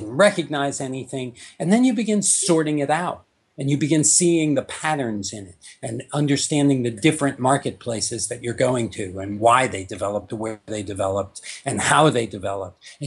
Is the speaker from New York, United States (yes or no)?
yes; New York, United States; I grew up in New York, so I come from a fairly formal environment